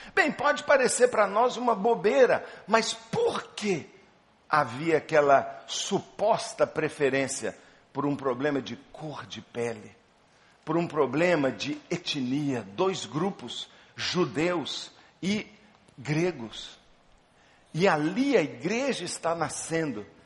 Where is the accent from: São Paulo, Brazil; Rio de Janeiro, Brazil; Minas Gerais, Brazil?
Minas Gerais, Brazil; Belo Horizonte; Eu sou de Belo Horizonte